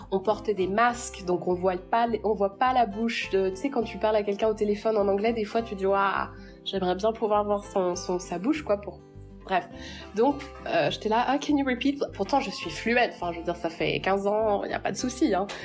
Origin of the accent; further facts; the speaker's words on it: Paris, Île-de-France, France; moved away as an adult; now in Newington, United States; je viens de Paris, dans le 16e arrondissement